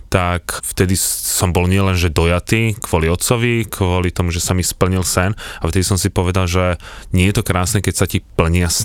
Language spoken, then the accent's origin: Slovak; Bohemia, Czechia; born there; Ale tak ako, narodil som sa v Čechách